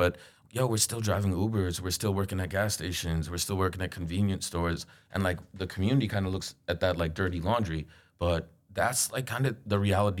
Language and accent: English; New York, United States; I mean, I grew up in Queens. Like, basketball and rap were, like, all around us.